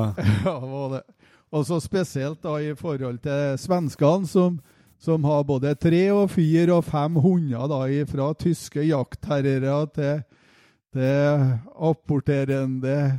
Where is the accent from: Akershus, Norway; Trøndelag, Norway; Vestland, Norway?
Trøndelag, Norway; Levanger; also born or lived in Mosvik; opprinnelig så stammer jeg fra Mosvik kommune. Eh, der er jeg født, men jeg vokste opp på Levanger.